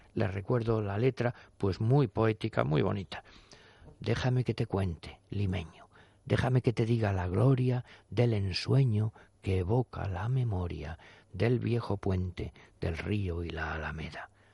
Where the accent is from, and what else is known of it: Spain